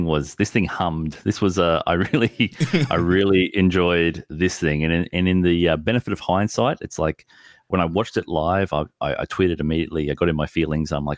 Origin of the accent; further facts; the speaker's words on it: Australia; we look to as Australians